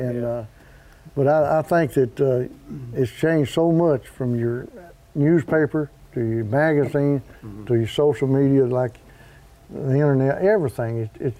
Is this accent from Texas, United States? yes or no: no; Land Between the Lakes, Kentucky, United States; I was born and raised in Land Between the Lakes